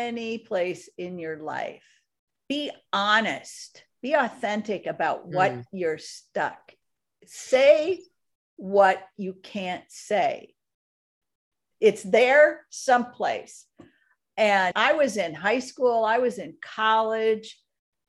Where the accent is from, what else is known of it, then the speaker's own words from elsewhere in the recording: outside of Minneapolis, Minnesota, United States; I grew up in Minnesota on a lake outside of Minneapolis, a big lake.